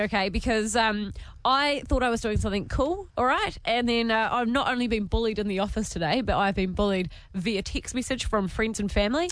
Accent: New Zealand; accent: Kiwi; my Kiwi accent

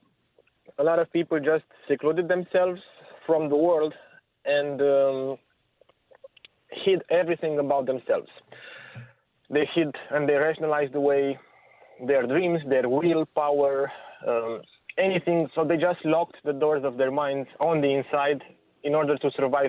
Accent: Romania; moved away; I grew up in Romania during the last years of communism

